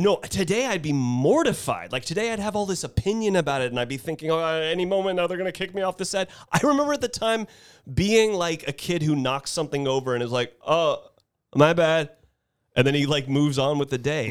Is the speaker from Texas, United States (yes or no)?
no; Carmel, California, United States; I get uncomfortable when I say I'm from Carmel